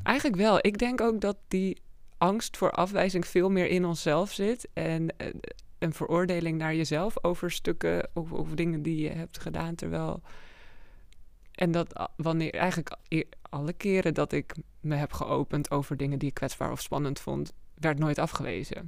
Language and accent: Dutch; Amsterdam, North Holland, Netherlands; kom uit Amsterdam. Woon daar al sinds mijn vierde. Dus daar opgegroeid.